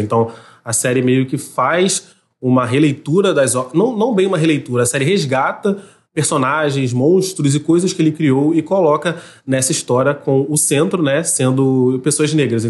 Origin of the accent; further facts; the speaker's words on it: Rio de Janeiro, Brazil; accent: carioca; now in São Gonçalo, Brazil; o jeito que eu falo meu nome, mas é o sotaque carioca